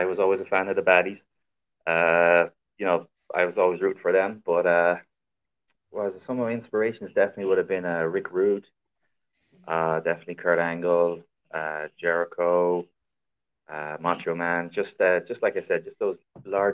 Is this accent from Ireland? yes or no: yes; Ireland; I've wrestled for many, many promotions around my home country of Ireland.